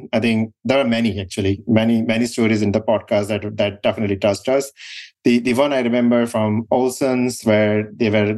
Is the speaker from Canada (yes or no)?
no; India; moved away as an adult; now in United States; So we grew up in India